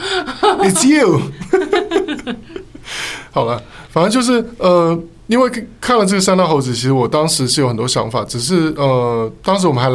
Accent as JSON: {"language": "Chinese", "region": "southern Taiwan", "country": "Taiwan", "lives_now": "Taipei, Taiwan", "said": "像我们这样子从南部来到台北发展的青年，嗯、我们现在已经变中年了。"}